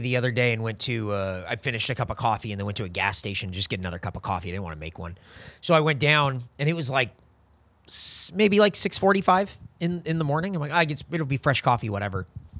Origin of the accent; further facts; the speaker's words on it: New Mexico, United States; also born or lived in Colorado / Southern California / Montana / Pennsylvania; I grew up in New Mexico, spent a lot of time in Colorado, 5 years in SoCal, 2 years in Montana, weird, and 3 years in Pennsylvania.